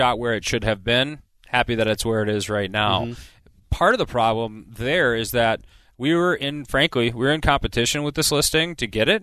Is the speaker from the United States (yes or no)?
yes; Eagan, Minnesota, United States; the house that we grew up in Egan